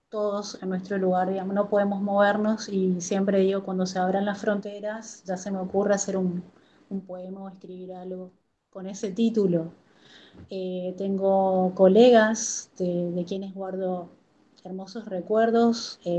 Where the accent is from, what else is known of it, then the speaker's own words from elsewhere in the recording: Corrientes, Argentina; moved away as an adult; also born or lived in Formosa, Argentina; el año pasado me volví a Corrientes, a mi ciudad natal, pero tengo afectos, tengo amigos, eh, tengo dos hijos que nacieron en Formosa y tengo una conexión muy particular con la tierra formoseña